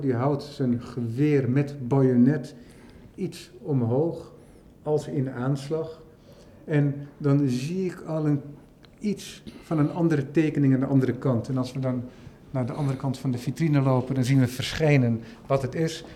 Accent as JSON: {"language": "Dutch", "country": "Netherlands", "said": "voor mij als Nederlander"}